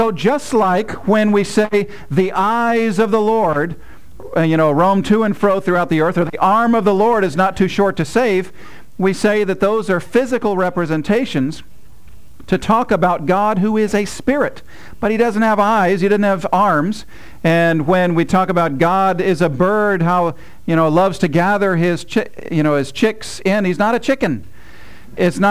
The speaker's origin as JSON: {"language": "English", "country": "United States", "said": "as an American"}